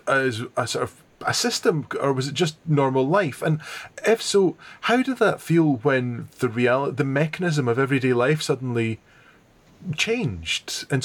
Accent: Dunoon, Scotland, United Kingdom; Things I was conscious of growing up in Dunoon was the linguistic diversity between communities.

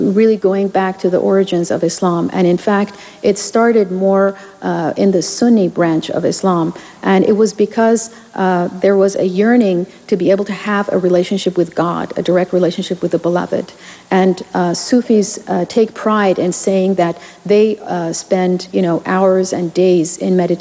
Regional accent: United States; as an American Muslim

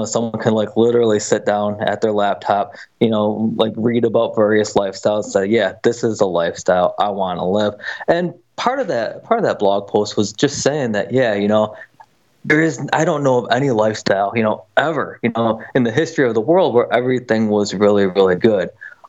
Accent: Buffalo, New York, United States; You know, I grew up in Buffalo, New York. You know, we love the Bills, and you know, watching the games is always something that me and my family would do together.

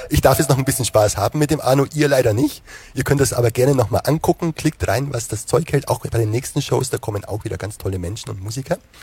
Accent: Wehr near Basel, Southern Black Forest, Baden-Württemberg, Germany; wenn man hier aus dem Südschwarzwald an der Schweizer Grenze kommt

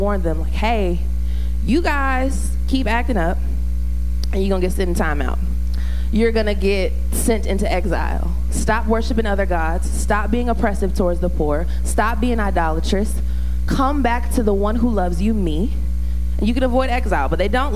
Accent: the South, United States; I'm from the South

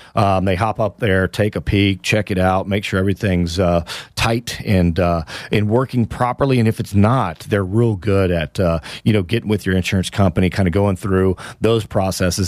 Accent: Houston, Texas, United States; now in Austin, United States; That's my hometown, my beloved Houston, Texas

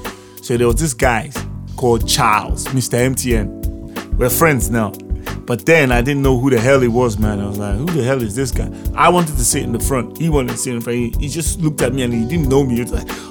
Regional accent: Lagos, Nigeria; also born or lived in London / Abuja; I was brought up in Lagos when we came back from London. We lived in Lagos, man. For most of my life, I've been in Lagos.

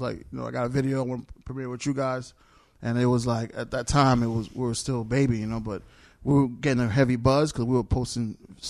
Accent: New York City, New York, United States; I'm from Queens, New York.

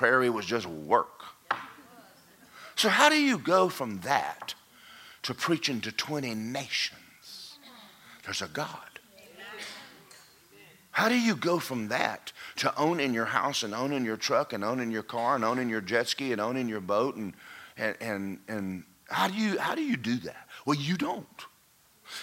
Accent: Athens, Georgia, United States; When I grew up in Athens, Georgia

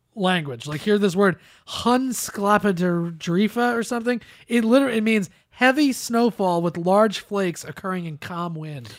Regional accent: New Jersey, United States; me and Joey are both from New Jersey

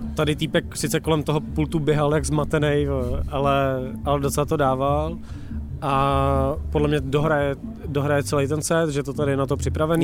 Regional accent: Czechia; my jsme jediní Češi

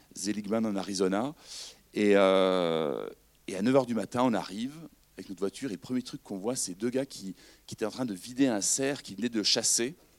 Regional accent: France; on vient de France

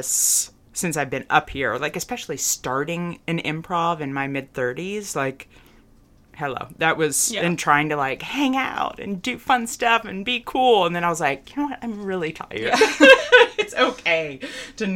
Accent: Cookeville, Tennessee, United States; also born or lived in Nashville, Tennessee; now in New York, United States; I am from Cookeville, Tennessee

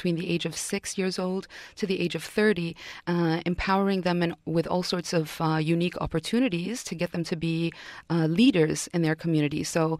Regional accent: Yemen; I'm originally from Yemen, and Yemen's been very troubled politically.

